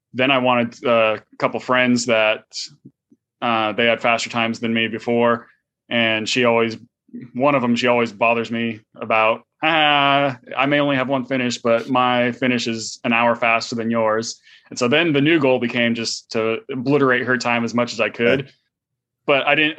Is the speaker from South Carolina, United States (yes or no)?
no; San Francisco Bay Area, California, United States; moved away as an adult; now in Houston, United States; I grew up in the San Francisco Bay Area.